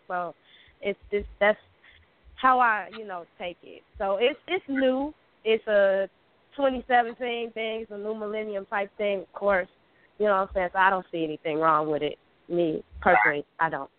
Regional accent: Chicago, Illinois, United States; I'm from Chicago, Chi Town

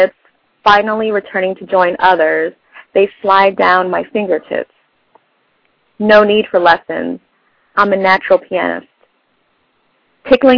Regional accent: Los Angeles, California, United States; now in London, United Kingdom; I used to live in Van Nuys, but now I live in London

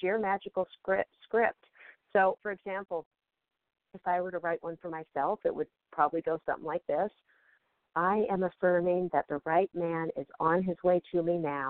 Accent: Seattle, Washington, United States; moved away; also born or lived in Beverly Hills; I've been up here in Washington State near Seattle, my hometown

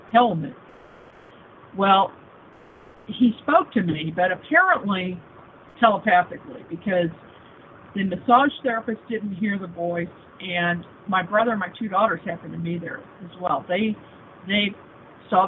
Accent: Kansas City, Missouri, United States; also born or lived in Springfield, Missouri / Neosho, Missouri / Joplin, Missouri / Seattle; I was born and raised in Kansas City, first in Kansas for, you know, a few months, and then on the Missouri side

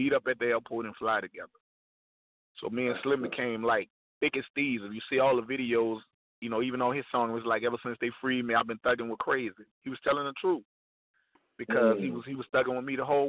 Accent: New Orleans, Louisiana, United States; We represented Iberville, but I was born uptown in the Melphamine, which is a couple of blocks from the Magnolia

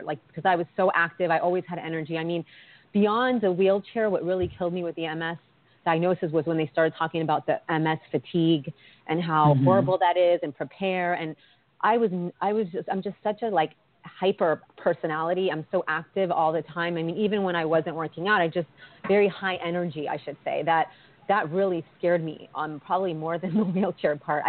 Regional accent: East Coast, Virginia, United States; also born or lived in Washington, D.C.; I'm from the East Coast. My parents are Colombian and immigrated to Northern Virginia. I went to college in D.C.

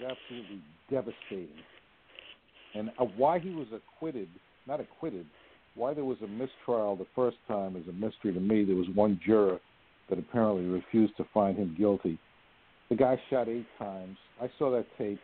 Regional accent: New York City, New York, United States; I'm just a little guy from the Bronx

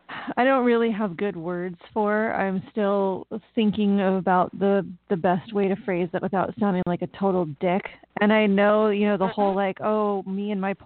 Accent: United States; also born or lived in Sonoma County, California; my parents are Americans and I'm an American

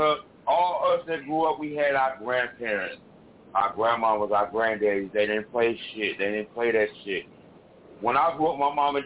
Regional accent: Chicago, Illinois, United States; I'm from Chicago, born and raised

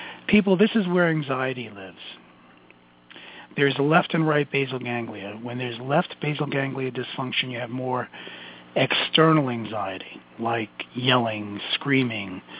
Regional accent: New York City, New York, United States; accent: Brooklyn; my Brooklyn accent

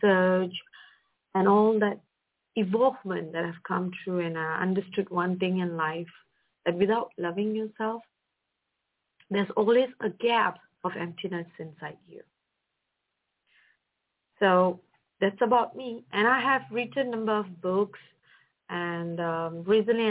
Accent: Malaysia; I'm from Malaysia, and I came from a background of a middle-class family

